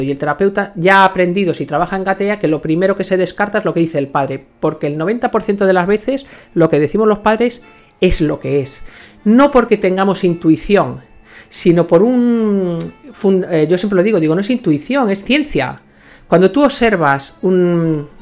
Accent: Ourense, Galicia, Spain; now in Madrid, Spain; Yo me voy a mi pueblo, a Orense

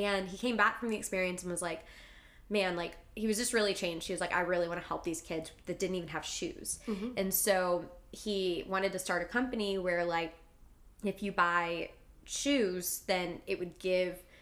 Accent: Texas, United States; I was born in Texas

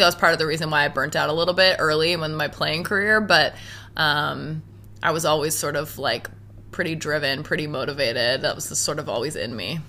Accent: Halifax, Nova Scotia, Canada; moved away as an adult; now in Toronto, Canada; I was born and raised in Halifax

